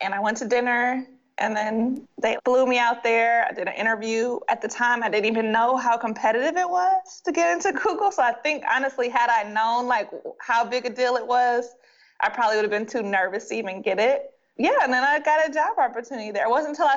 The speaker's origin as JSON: {"language": "English", "town": "Detroit", "region": "Michigan", "country": "United States", "tie": "born or raised there", "said": "I'm from Detroit"}